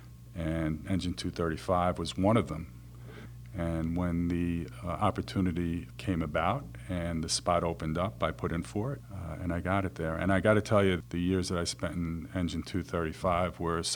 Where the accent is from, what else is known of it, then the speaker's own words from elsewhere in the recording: New York City, New York, United States; I grew up in Flushing, Queens